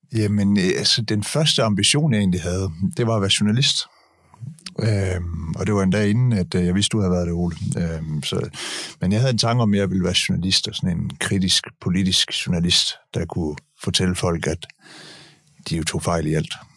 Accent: Denmark; de der velfærdsmyter, som, som vi er opvokset med i Danmark

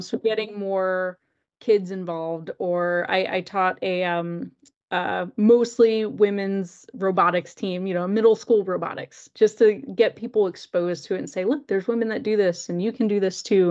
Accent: North Carolina, United States; moved away as an adult; also born or lived in Gainesville, Florida; I grew up in North Carolina

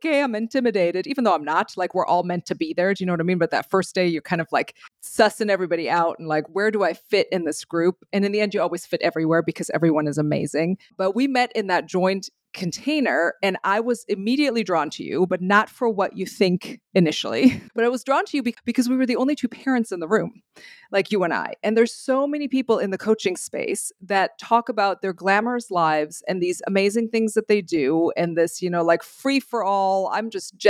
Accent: Germany; moved away; also born or lived in Belgium; I'm from Germany

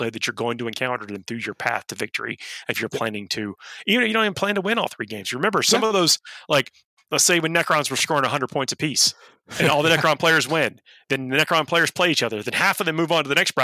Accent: Georgia, United States; Georgia is my home state

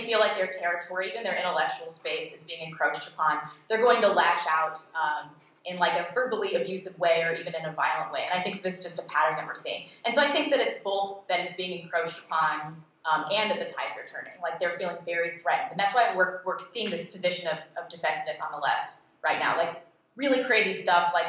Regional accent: St. Louis, Missouri, United States; moved away; I grew up in St. Louis

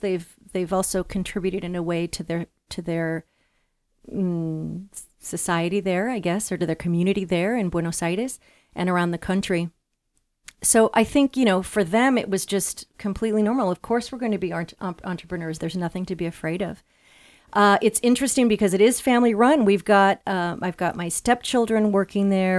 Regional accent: Los Angeles, California, United States; also born or lived in Latin America / Europe; now in Chicago, United States; I'm actually from Los Angeles, California.

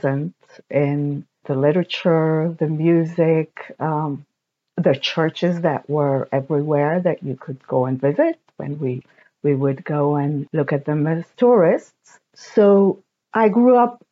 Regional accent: Hungary; I was born in Hungary in 1968

